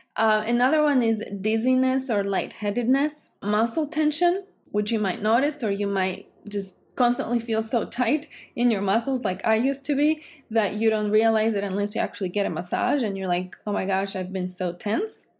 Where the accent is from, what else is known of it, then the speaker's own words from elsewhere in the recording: Greece; English is a second language; moved away; I'm from Greece, because I talk this way, because I have an accent